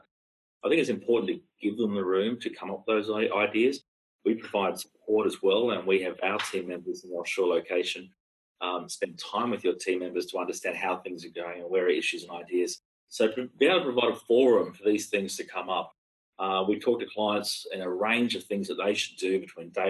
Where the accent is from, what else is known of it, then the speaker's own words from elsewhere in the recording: Australia; as an Australian